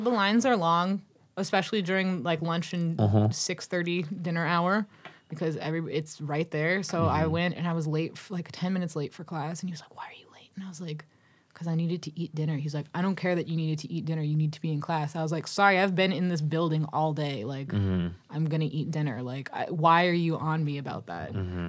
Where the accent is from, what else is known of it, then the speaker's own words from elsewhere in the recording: Massachusetts, United States; because I'm from Massachusetts. I would get my Dunkin' Donuts every morning with the wasteful styrofoam cup over it, because that's what you do when you live on the South Shore of Massachusetts.